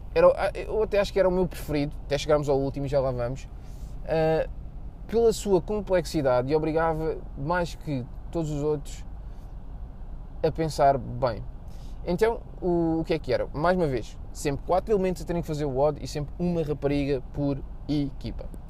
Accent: Portugal; somos portugueses

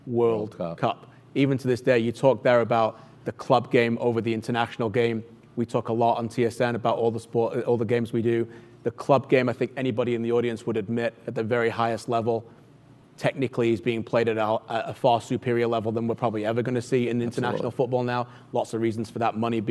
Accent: England, United Kingdom; now in Canada; Growing up in England

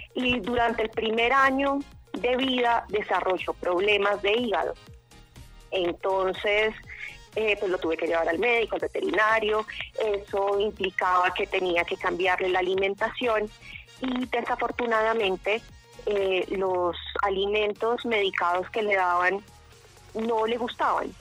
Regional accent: Bogotá, Colombia; now in Sopó, Colombia; yo soy bogotana de nacimiento

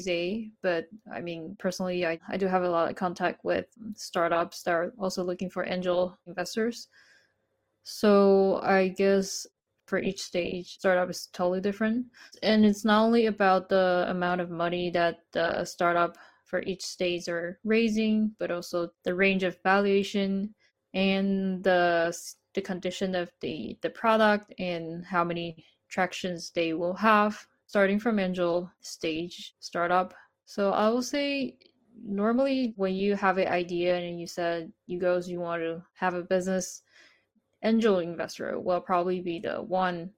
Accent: Taiwan; now in Japan; half Taiwanese and Japanese, born and raised in Taiwan

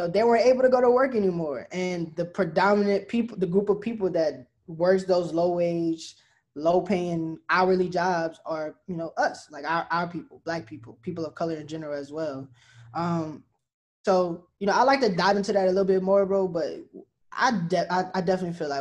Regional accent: LaPlace, Louisiana, United States; my hometown of La Place, Louisiana

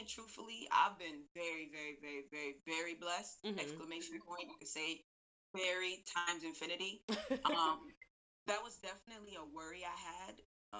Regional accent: Buffalo, New York, United States; moved away as an adult; now in Brooklyn, New York, United States; I currently live in Brooklyn, New York. I've been in New York for about 12 years, but I'm from Buffalo all day, 716.

